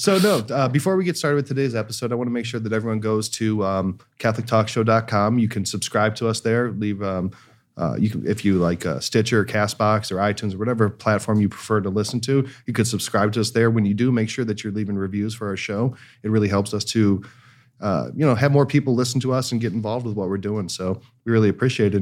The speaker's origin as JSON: {"language": "English", "town": "Cleveland", "region": "Ohio", "country": "United States", "moved": "yes", "lives_now": "Los Angeles, United States", "said": "I'm from Cleveland"}